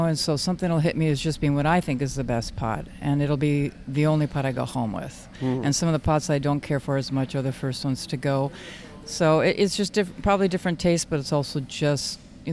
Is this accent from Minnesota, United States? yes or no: yes; Red Wing, Minnesota, United States; I am from Red Wing, Minnesota, which is 60 miles south of Minneapolis, St. Paul